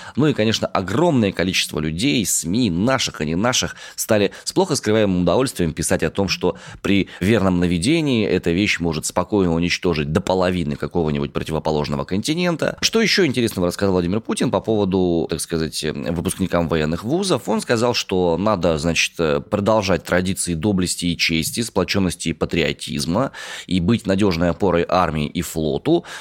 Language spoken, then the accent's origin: Russian; Omsk, Omsk Oblast, Russia; я родом из Омска.